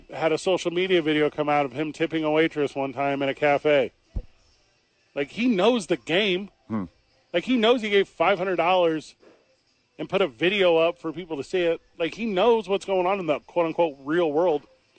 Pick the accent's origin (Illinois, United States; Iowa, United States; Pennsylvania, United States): Illinois, United States; East St. Louis; If you go, the neighborhoods I grew up in East St. Louis